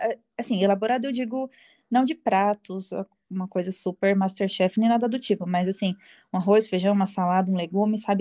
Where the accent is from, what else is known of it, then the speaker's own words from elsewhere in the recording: Curitiba, Paraná, Brazil; eu sou curitibana. Eu nasci e moro aqui em Curitiba.